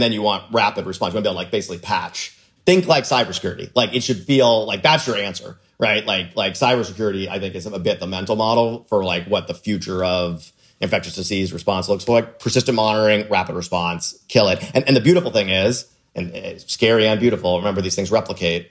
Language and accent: English; Florida, United States; I grew up in Florida